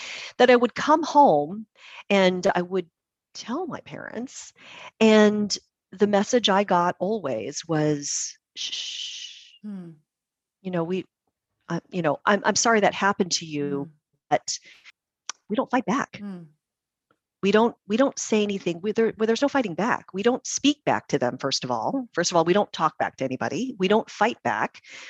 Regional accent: Puyallup, Washington, United States; I was born and raised in Puyallup, which is a very, very white community.

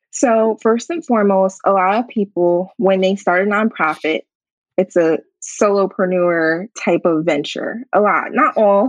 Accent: Harrisburg, Pennsylvania, United States; my hometown in Harrisburg

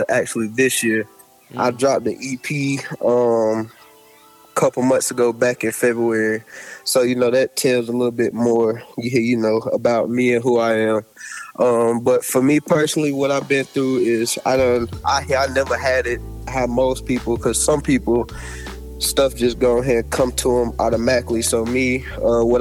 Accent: South Carolina, United States; accent: country; I'm from Swartburg, South Carolina. I'm originally from North Carolina

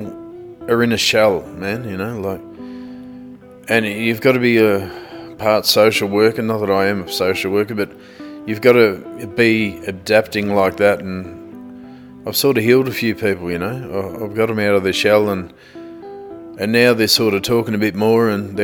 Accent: Wadawurrung country, Victoria, Australia; we're from Derrinallum, Streatham, Beaufort, Cowinjibora, all the way down to Queenscliff, Aries Inlet, Geelong, Meredith, Ballarat

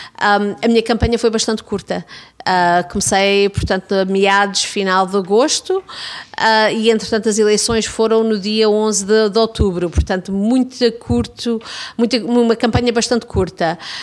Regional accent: Toronto, Ontario, Canada; also born or lived in Gouveia, Portugal; a minha comunidade de Davenport, a comunidade onde eu fui criada

